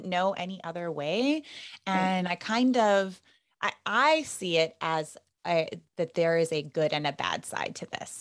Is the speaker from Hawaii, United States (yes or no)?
yes; Hilo, Hawaii, United States; that's how we ended up in Hilo, because my parents aren't from Hawaii, but I was born and raised here